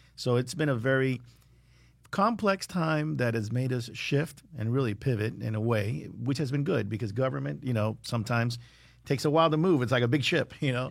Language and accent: English; South Florida, United States; growing up in South Florida, it's, you know, I'm a big believer that this is paradise